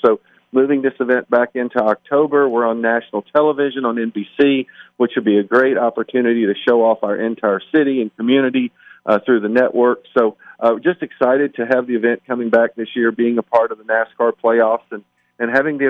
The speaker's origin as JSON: {"language": "English", "region": "Virginia", "country": "United States", "tie": "born or raised there", "moved": "yes", "lives_now": "Las Vegas, United States", "said": "I came here in 1999, so I feel like I am a real native. I grew up in Virginia, and I've lived Las Vegas. I've lived here longer than any city in my life, 24 years. It's home"}